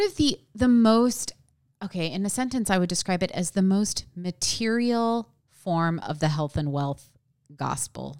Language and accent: English; small town at the base of Mount Hood, Oregon, United States; I grew up in a small town that is near a forest.